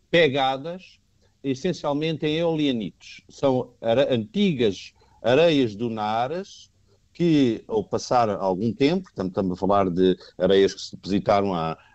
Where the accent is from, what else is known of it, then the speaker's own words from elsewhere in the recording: Alentejo, Portugal; Sou do oeste do Alentejano.